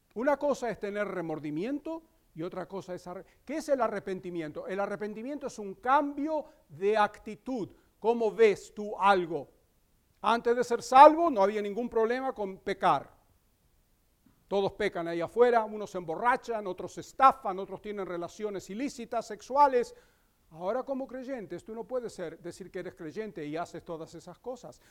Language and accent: Spanish; Crete, Greece; moved away; en la isla de Creta, donde yo nací